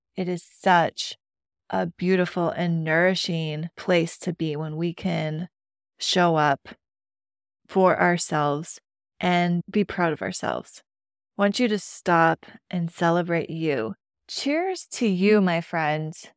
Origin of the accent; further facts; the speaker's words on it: Midwest, United States; I grew up in the Midwest